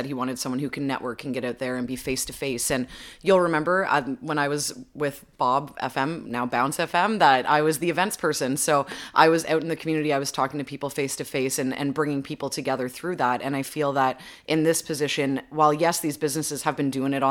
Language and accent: English; Little Britain, Ontario, Canada; also born or lived in Lindsay; growing up in Little Britain, going to high school here in Lindsay